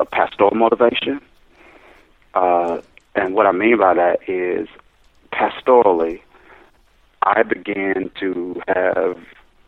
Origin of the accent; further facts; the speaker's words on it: Mississippi, United States; moved away as an adult; now in New Jersey, United States; I'm born and raised in Mississippi